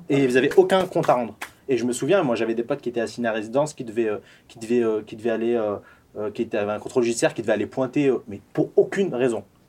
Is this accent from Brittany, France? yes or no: no; Échirolles, Auvergne-Rhône-Alpes, France; je suis issu de, de, la banlieue sud de Grenoble. J'habitais, enfin j'ai grandi à Échirol